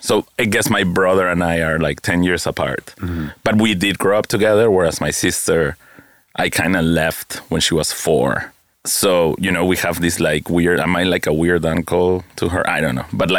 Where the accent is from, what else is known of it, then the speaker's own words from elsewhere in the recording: Lima, Peru; moved away as an adult; now in New York, United States; Oh, Lima, Peru.